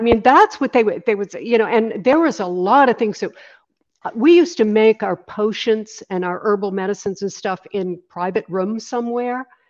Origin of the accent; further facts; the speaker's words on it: Maine, United States; also born or lived in Los Angeles; now in Sarasota, United States; I'm originally from Maine. That's where I, I grew up. I grew up on a little island off the coast of Maine.